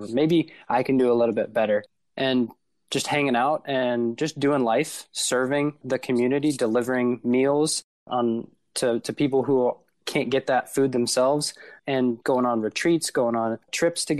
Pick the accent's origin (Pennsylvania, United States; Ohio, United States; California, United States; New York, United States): Ohio, United States; Warren; moved away as an adult; also born or lived in Wheeling, West Virginia; I grew up in Warren, Ohio, which is pretty close to Youngstown in northeastern Ohio